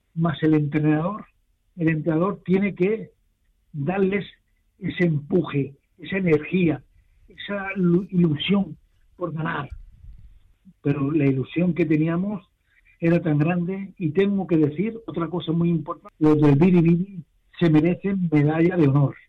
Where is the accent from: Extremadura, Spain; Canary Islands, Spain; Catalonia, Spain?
Catalonia, Spain; Barcelona; Nací en Barcelona, en el barrio de Pueblo Nuevo, en el 1946